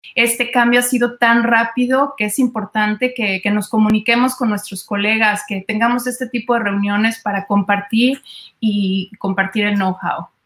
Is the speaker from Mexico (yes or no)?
yes; Mexico; now in United States; soy mexicana